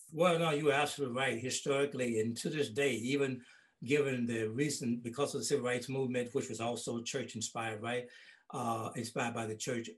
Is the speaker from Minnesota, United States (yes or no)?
no; Holly Springs, Mississippi, United States; my hometown of Holly Springs